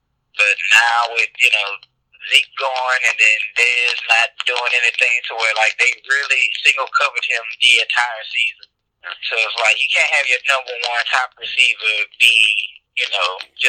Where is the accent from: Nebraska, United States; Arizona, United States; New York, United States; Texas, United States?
Texas, United States; Houston; I was raised mostly in Houston